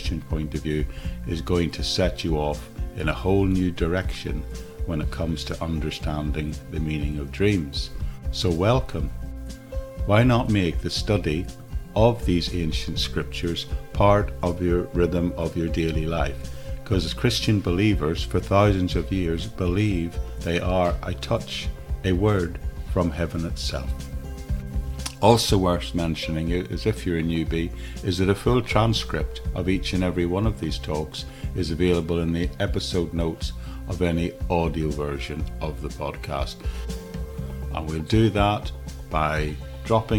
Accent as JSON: {"language": "English", "region": "Northern Ireland", "country": "United Kingdom", "tie": "born or raised there", "said": "as a 17-year-old teenager growing up in Northern Ireland in the 1970s"}